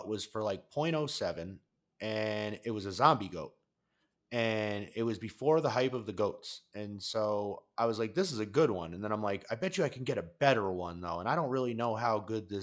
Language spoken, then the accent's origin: English; Colorado, United States; I'm from Colorado